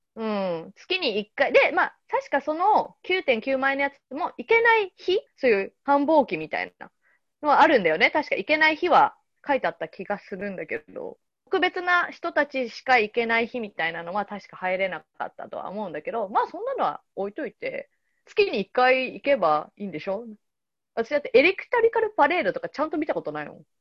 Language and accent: Japanese; Yokohama, Kanagawa, Japan; 私横浜出身なんだけど